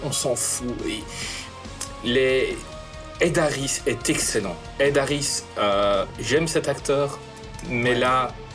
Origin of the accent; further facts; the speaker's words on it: Belgium; je suis belge.